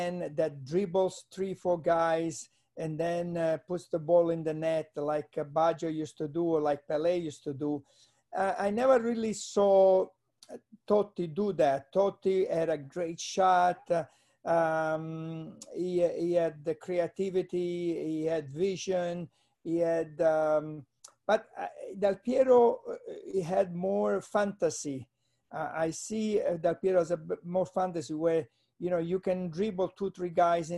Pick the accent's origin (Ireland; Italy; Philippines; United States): Italy; near Palermo, Sicily; moved away; we were from there, we were very close to Palermo